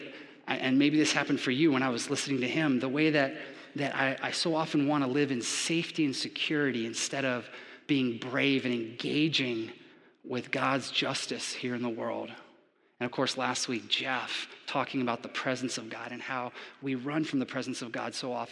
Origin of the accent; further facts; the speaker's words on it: Japan; also born or lived in Florida, United States; now in Georgia, United States; growing up in Japan, I was never exposed to football